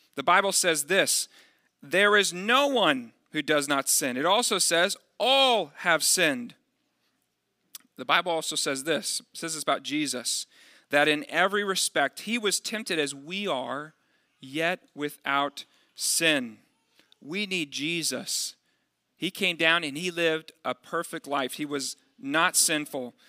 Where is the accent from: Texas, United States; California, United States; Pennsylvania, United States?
Texas, United States; Dallas; moved away; also born or lived in Midwest; I'm from the Dallas area